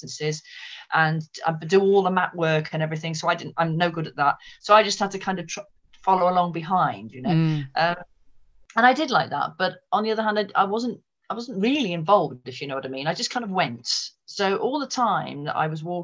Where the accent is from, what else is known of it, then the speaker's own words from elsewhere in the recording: Malvern, West Midlands, United Kingdom; also born or lived in Wales; I grew up, I was actually born in Wales, but my parents moved from there, and I grew up primarily in Malvern in Worcestershire.